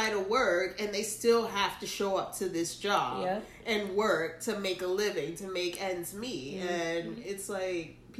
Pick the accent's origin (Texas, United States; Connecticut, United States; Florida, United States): Florida, United States; Broward County; moved away as an adult; also born or lived in Brooklyn, New York; now in Palm Beach, United States; I grew up in Broward County, and honestly, I lived a very lively childhood